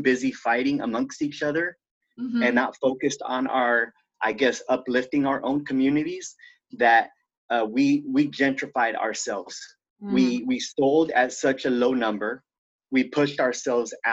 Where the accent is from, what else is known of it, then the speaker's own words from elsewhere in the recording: Santa Monica, California, United States; moved away as an adult; also born or lived in San Pedro, Los Angeles; I was originally born and raised in Santa Monica